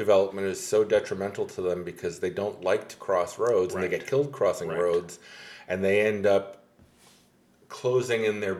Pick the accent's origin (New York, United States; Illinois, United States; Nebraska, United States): New York, United States; Hudson Valley; moved away as an adult; now in Lake Worth, United States; where I grew up in the Hudson Valley, where it had been settled in the 1600s. And, you know, the town I grew up in was part of the Revolutionary War.